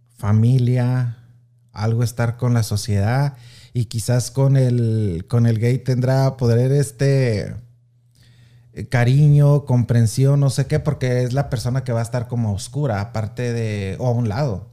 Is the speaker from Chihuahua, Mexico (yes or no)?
yes; Anáhuac, Chihuahua, Mexico; now in Kansas City, United States; soy originario orgullosamente de Anahuac, Chihuahua.